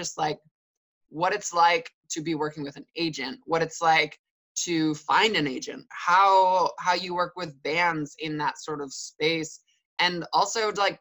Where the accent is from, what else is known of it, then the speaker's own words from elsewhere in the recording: Detroit, Michigan, United States; I grew up in Detroit